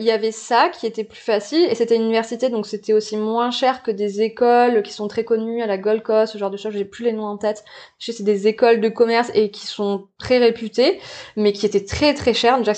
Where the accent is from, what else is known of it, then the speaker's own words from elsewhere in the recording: New Caledonia; je suis née en Calédonie, donc euh, calédonienne et puis euh, calédonienne de plusieurs plusieurs générations.